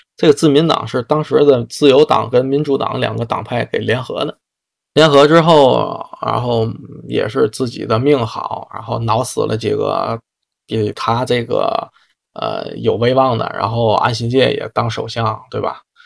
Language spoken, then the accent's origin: Chinese; China; 作为一个中国人啊